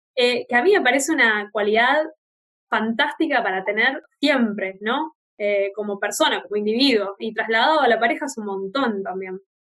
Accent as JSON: {"language": "Spanish", "region": "Buenos Aires", "country": "Argentina", "tie": "born or raised there", "moved": "as an adult", "said": "estar de vuelta en, mi ciudad de origen"}